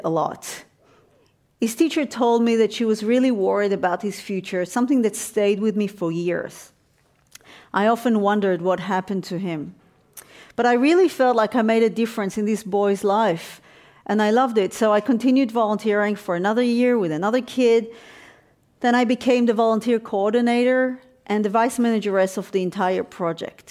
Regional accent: Tel Aviv, Tel Aviv District, Israel; moved away as an adult; also born or lived in Jerusalem; I just moved from my hometown in Tel Aviv to study philosophy at the Hebrew University in Jerusalem

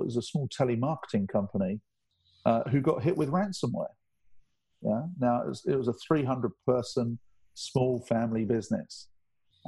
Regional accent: England, United Kingdom; I'm English.

